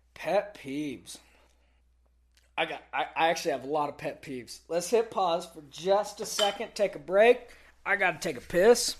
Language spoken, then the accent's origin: English; Texas, United States; I grew up in Texas